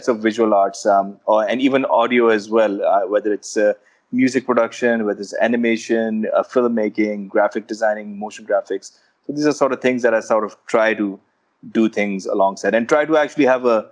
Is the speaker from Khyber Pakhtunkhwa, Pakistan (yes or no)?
yes; Peshawar, Khyber Pakhtunkhwa, Pakistan; growing up in Peshawar